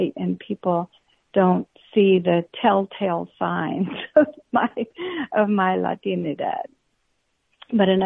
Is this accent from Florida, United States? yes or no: yes; Florida, United States; also born or lived in Panama; I'm actually from Panama. I have a brown father and a white mother, so I'm a mixed person, like so many of us are these days. And I came to the United States when I was a little girl and grew up in Florida